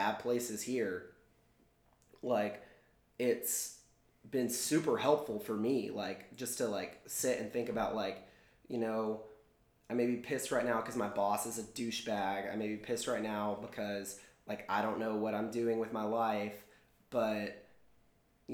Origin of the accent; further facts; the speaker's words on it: Texas, United States; growing up in Texas, like I did